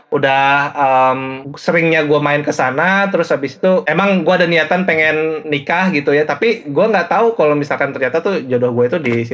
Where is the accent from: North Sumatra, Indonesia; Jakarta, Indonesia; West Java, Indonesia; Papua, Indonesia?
West Java, Indonesia; Cimahi; gue dari Cimahi Cimahi boleh boleh dari Cimahai